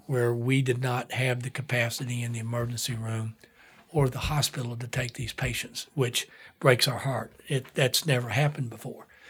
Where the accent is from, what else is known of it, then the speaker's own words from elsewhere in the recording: Whitesburg, Kentucky, United States; moved away as an adult; also born or lived in Atlanta / San Francisco; now in Lexington, United States; growing up in Whitesburg, Kentucky, coal town